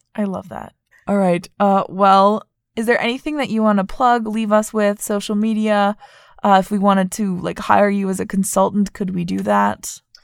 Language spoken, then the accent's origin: English; Vermont, United States; moved away as an adult; I grew up in Vermont and, like, it's very white